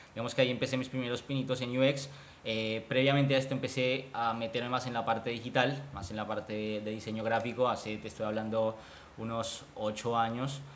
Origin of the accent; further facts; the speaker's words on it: Colombia; moved away as an adult; now in Buenos Aires, Argentina; soy colombiano, vivo hace cinco años acá en, Buenos Aires, en Argentina.